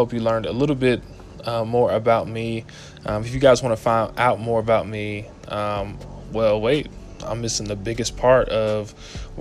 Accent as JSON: {"language": "English", "town": "Atlanta", "region": "Georgia", "country": "United States", "also_born_or_lived": "Cookeville, Tennessee", "moved": "as an adult", "said": "I'm from Atlanta, Georgia, hot Atlanta."}